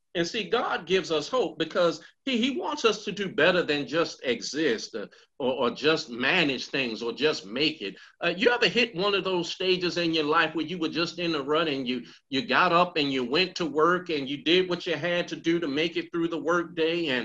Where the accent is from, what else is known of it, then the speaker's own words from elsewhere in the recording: Baltimore, Maryland, United States; I grew up in West Baltimore and proud of it